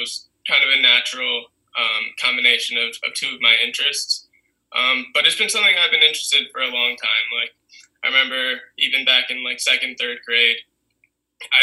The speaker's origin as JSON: {"language": "English", "town": "Princeton", "region": "New Jersey", "country": "United States", "tie": "born or raised there", "said": "I grew up in Jersey"}